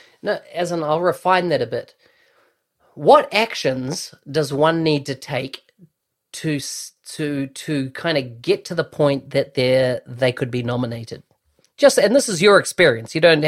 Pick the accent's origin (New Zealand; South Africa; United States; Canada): New Zealand; born or raised there